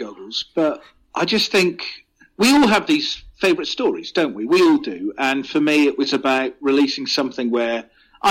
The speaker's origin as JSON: {"language": "English", "area": "near Glastonbury", "region": "South West England", "country": "United Kingdom", "tie": "born or raised there", "said": "I grew up in Southwest England. So 10 miles from where I grew up is Glastonbury."}